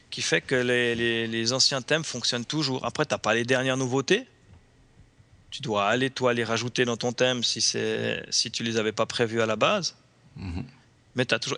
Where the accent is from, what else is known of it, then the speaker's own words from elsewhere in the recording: Switzerland; en tant que Suisse